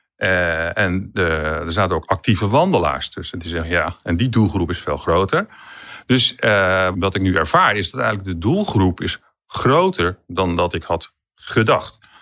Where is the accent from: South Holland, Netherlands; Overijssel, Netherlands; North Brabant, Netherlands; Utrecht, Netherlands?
Utrecht, Netherlands; Amersfoort; ik kom uit Amersfoort